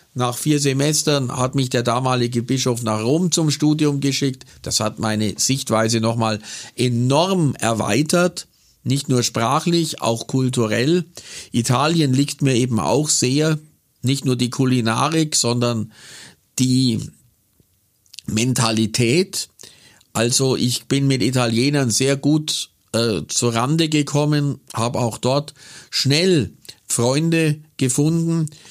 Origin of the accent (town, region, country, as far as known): Kaufering, Bavaria, Germany; born or raised there; also born or lived in Buchloe; now in Augsburg, Germany